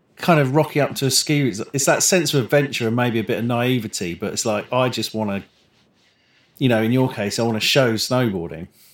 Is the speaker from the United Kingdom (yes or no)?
yes; London, United Kingdom; growing up in Crayford, like southeast London